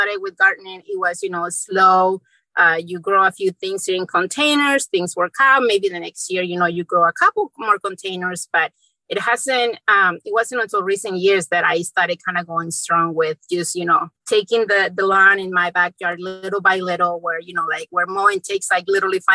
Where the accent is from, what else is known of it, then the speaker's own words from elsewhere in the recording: Mexico; also born or lived in central Indiana; now in Indiana, United States; I grew up in Mexico, and being in from a small town in Mexico